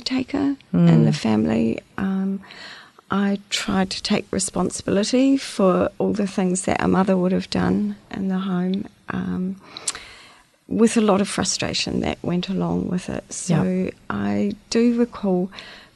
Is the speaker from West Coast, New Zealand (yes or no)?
no; Christchurch, Canterbury, New Zealand; also born or lived in Dunedin; I pretty much grew up in Christchurch